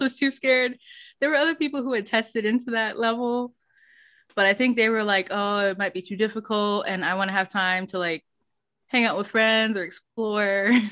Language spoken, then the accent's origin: English; United States; first language English; I wasn't American